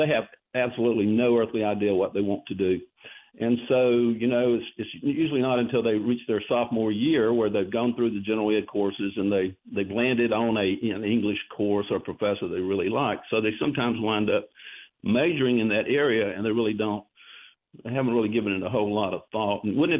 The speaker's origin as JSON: {"language": "English", "town": "Darlington", "region": "South Carolina", "country": "United States", "said": "I'm from Darlington, so big NASCAR fan."}